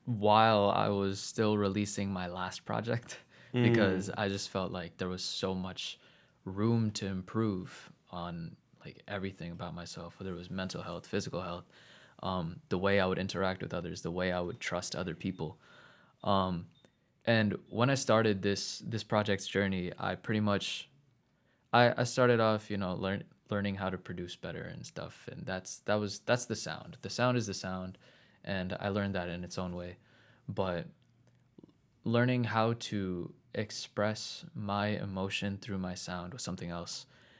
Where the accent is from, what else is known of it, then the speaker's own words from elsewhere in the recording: New Jersey, United States; also born or lived in Queens, United States; Yeah, pretty much. But yeah, so we moved to Central New Jersey when I was like 6.